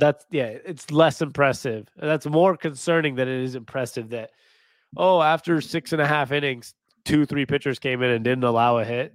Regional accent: Seattle, Washington, United States; my hometown Seahawks

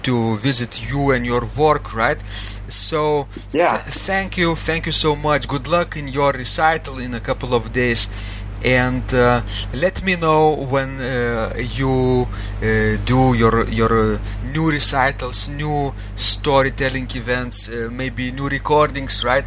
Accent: Klaipėda, Klaipėda County, Lithuania; now in Vilnius, Lithuania; my hometown, Klaipeda

